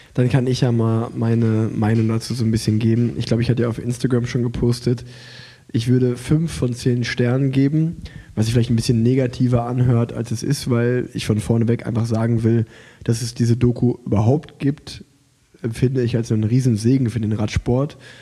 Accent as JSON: {"language": "German", "town": "Unna", "region": "North Rhine-Westphalia", "country": "Germany", "tie": "born or raised there", "moved": "yes"}